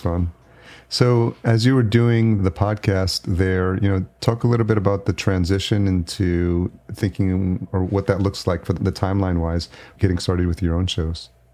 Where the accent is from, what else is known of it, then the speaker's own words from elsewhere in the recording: Yonkers, New York, United States; also born or lived in El Salvador / Los Angeles; now in Minneapolis, United States; I was born in El Salvador, so I came here when I was a year old, but I was raised in New York